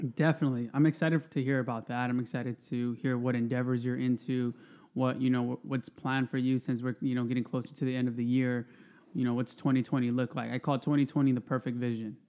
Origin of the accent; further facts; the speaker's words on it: Stockton, California, United States; moved away as an adult; now in Oxnard, United States; I grew up in Stockton